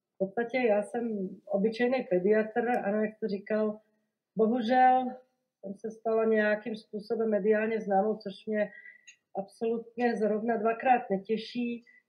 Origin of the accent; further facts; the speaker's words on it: Košice, Košice Region, Slovakia; Czech is a second language; moved away as an adult; now in Prague, Czech Republic; Já vlastně nejsem Čech, já jsem rodilá Slovenka a jsem z Košic eh, na východním Slovensku. Je to teda druhé největší město na Slovensku. A tam jsem vlastně prožila celé dětství, mládí, Gimpl